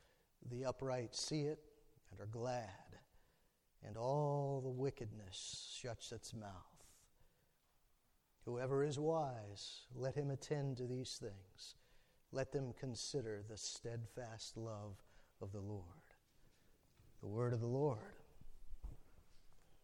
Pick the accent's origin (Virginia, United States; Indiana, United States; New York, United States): Virginia, United States; Alexandria; I was born and raised in Alexandria, right across from the river from D.C.